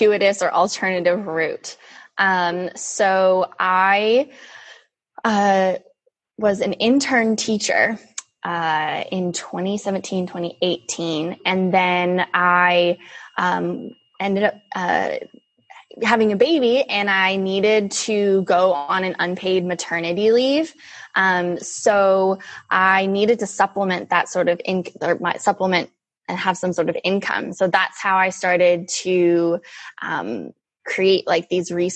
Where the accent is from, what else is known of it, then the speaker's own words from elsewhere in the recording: California, United States; So I am born and raised in California. I still live here in Northern California